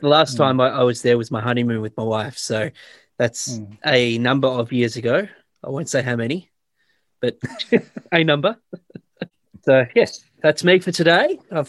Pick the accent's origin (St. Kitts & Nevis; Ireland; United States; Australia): Australia; as a kid growing up in Australia, not really knowing American Civil War and Revolution War and those sort of things